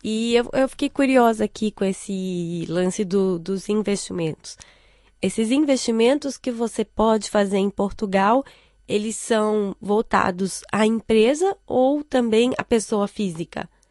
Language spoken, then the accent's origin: Portuguese; Brazil; now in China; eu como brasileira